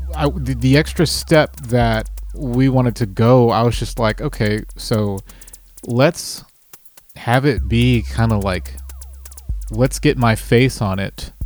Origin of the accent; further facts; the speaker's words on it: Dallas, Texas, United States; I'm from Dallas, Texas, and I uh, make music.